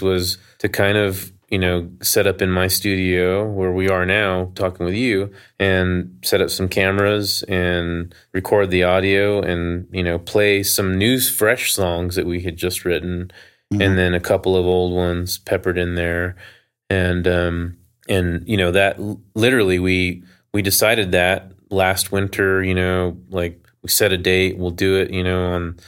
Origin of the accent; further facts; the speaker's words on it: Albuquerque, New Mexico, United States; I grew up in Albuquerque.